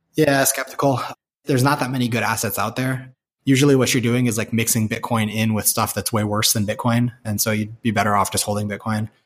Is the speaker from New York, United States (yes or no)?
no; San Francisco, California, United States; moved away as an adult; also born or lived in China; now in Boston, United States; growing up in San Francisco